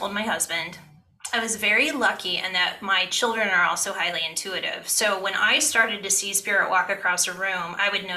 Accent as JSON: {"language": "English", "region": "Ohio", "country": "United States", "tie": "born or raised there", "said": "I grew up in Ohio."}